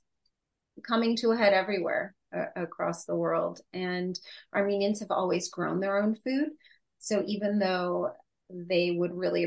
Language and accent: English; United States; I was born and raised here in the United States. I'm first generation US